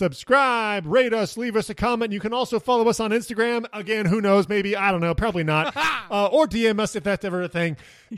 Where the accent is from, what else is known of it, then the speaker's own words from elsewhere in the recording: Kansas, United States; I'm from Kansas.